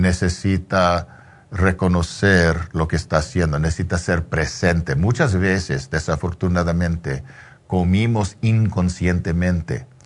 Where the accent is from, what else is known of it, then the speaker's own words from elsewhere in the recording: Mexico; Como mexicano